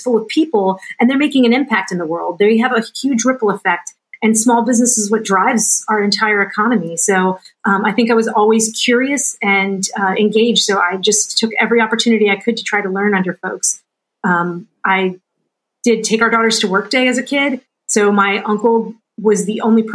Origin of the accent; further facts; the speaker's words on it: New Orleans, Louisiana, United States; moved away; I was born and raised in New Orleans in a really small, like, if you know the show Swamp People, those are my people.